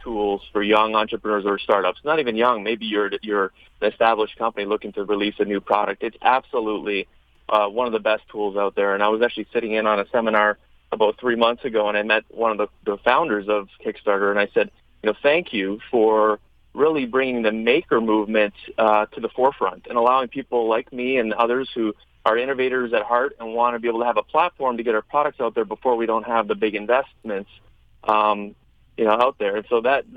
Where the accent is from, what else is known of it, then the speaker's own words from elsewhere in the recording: Chicago, Illinois, United States; Chicago, my hometown